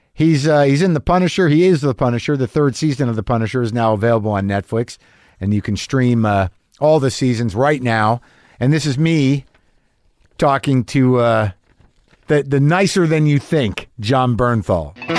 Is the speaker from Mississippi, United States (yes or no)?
no; New Mexico, United States; I grew up in New Mexico